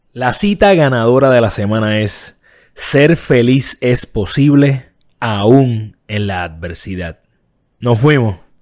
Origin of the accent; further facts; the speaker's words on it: Puerto Rico; en mi país, Puerto Rico